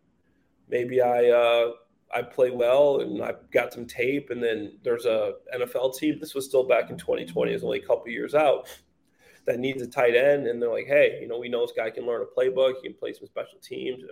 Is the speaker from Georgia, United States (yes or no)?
no; Chicago, Illinois, United States; I'm from Chicago